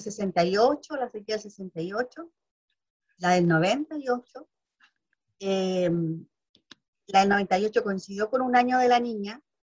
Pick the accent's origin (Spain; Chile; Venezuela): Chile; Valparaíso; yo soy de Valparaíso